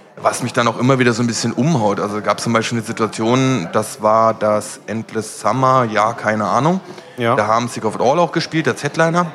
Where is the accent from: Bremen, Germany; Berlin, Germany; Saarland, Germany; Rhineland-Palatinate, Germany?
Berlin, Germany; also ich bin in Schöneberg groß geworden